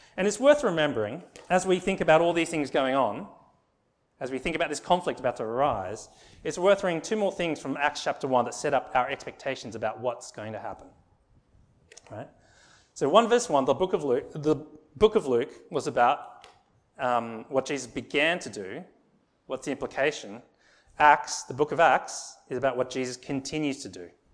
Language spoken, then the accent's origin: English; Sydney, New South Wales, Australia; I was born in Australia